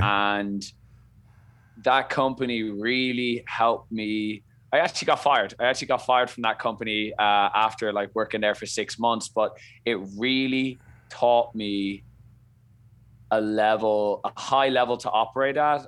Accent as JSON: {"language": "English", "town": "Dublin", "region": "Leinster", "country": "Ireland", "tie": "born or raised there", "accent": "Irish", "moved": "as an adult", "lives_now": "Boston, United States", "said": "I come from Ireland, Dublin, bred and born. I lived there for the first, you know, twenty-two years of my life."}